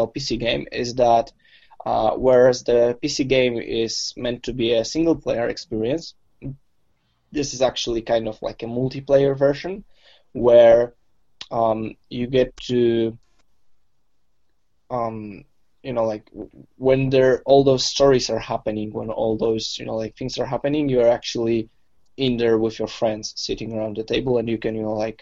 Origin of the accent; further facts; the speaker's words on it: Poland; I'm from Poland